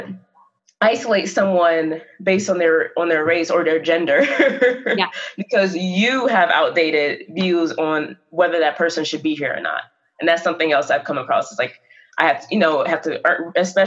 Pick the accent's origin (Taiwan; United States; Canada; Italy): United States; the South; I'm from the South